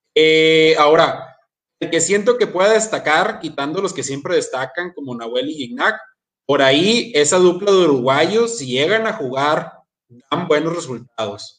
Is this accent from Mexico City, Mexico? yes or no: no; Santiago, Nuevo León, Mexico; soy de Santiago, Nuevo León